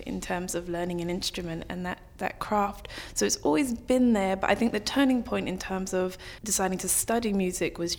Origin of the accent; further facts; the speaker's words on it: London, United Kingdom; moved away as an adult; also born or lived in New York, United States; I'm from North London originally, so born and bred here